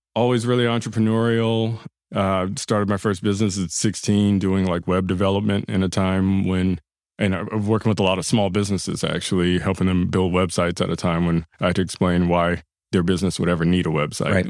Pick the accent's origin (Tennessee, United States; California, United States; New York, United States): California, United States; Los Angeles; I grew up, born and raised in South LA. That's uh, Gardena and then Ladera Heights